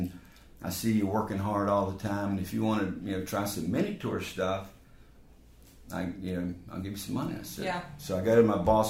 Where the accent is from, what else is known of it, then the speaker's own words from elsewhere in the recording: Raleigh, North Carolina, United States; I was born in Raleigh